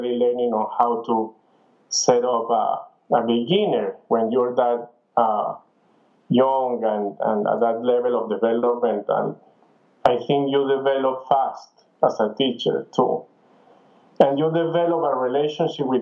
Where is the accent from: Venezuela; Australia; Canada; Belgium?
Venezuela; moved away as an adult; also born or lived in Ann Arbor / France / Spain; I am from Venezuela, and I started at El Sistema